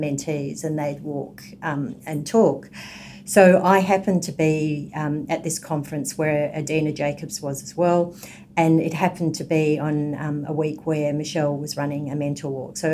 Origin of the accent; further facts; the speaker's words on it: Melbourne, Victoria, Australia; moved away as an adult; now in Sydney, Australia; I come from Melbourne, but have been in Sydney.